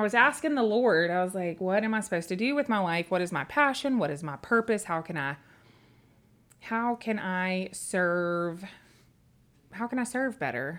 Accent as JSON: {"language": "English", "town": "Memphis", "region": "Tennessee", "country": "United States", "tie": "born or raised there", "also_born_or_lived": "Humboldt, Tennessee / Dickson, Tennessee", "said": "we moved when I was ten to Memphis, Tennessee"}